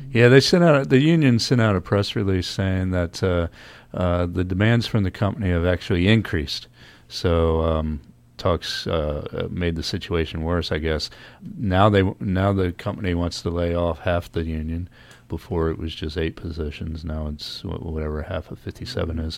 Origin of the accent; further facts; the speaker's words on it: Norfolk, Virginia, United States; moved away; also born or lived in Los Angeles; I grew up in Norfolk, Virginia